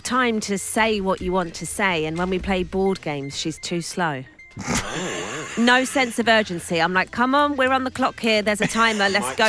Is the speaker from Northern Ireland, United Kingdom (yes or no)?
no; Essex, East of England, United Kingdom; accent: Essex